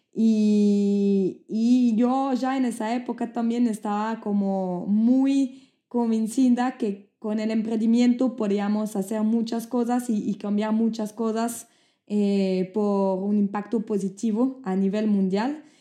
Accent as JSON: {"language": "Spanish", "country": "Switzerland", "also_born_or_lived": "Brazil", "accent": "French", "first_language": "French", "second_language": "Spanish", "moved": "yes", "said": "yo soy de Suiza"}